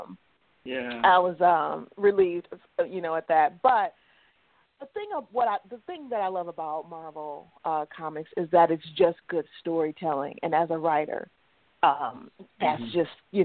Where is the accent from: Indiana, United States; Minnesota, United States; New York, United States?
Indiana, United States; South Bend; I am from South Bend, Indiana.